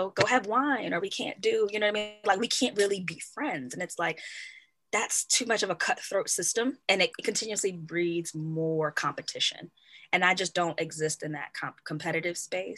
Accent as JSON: {"language": "English", "country": "Kenya", "said": "I'm Kenyan and I'm a part of a tribe, I'm a Kikuyu"}